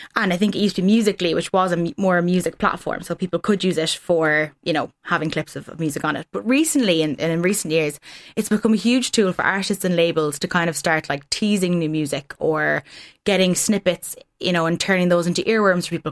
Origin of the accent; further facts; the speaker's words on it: Ireland; as Irish people